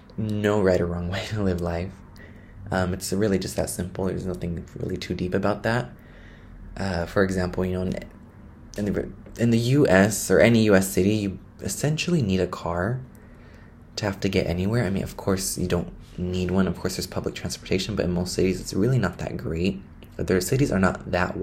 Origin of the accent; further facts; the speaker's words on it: the Bay Area, California, United States; moved away as an adult; now in Buenos Aires, Argentina; I'm from the Bay Area